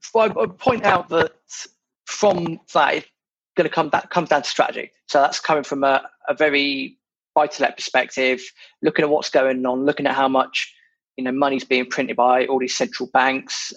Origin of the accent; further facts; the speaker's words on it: United Kingdom; being British